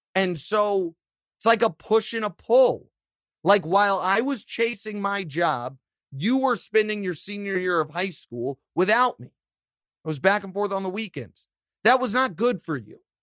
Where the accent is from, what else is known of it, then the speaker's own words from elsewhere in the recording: Kansas City, Missouri, United States; my hometown